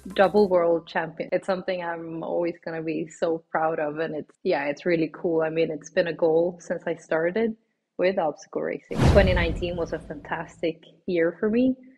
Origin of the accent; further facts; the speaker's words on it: Sweden; moved away as an adult; now in Switzerland; I am from Sweden originally. I've been living now in Switzerland for three years, but I'm obviously Swedish in my heart and soul